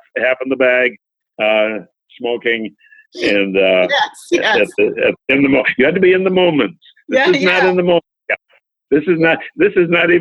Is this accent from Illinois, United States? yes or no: no; Buffalo, New York, United States; my hometown of Buffalo